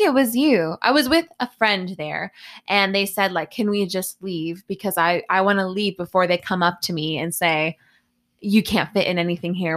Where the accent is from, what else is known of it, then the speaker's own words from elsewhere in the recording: United States; now in Korea; I'm American